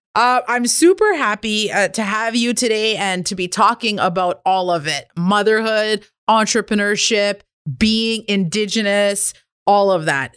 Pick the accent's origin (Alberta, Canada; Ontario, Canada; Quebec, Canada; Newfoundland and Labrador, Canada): Quebec, Canada; Kitigan Zibi Anishinabeg; I'm an entrepreneur from Kittagon, Zebe, and Anishinaabe Bank